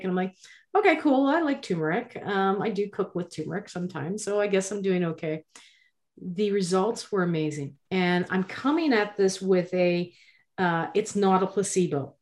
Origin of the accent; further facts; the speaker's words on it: Nova Scotia, Canada; I'm from Nova Scotia